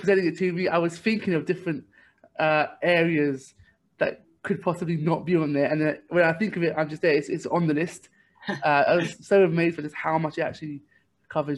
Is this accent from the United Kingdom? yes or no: yes; London, United Kingdom; I'm also from East London myself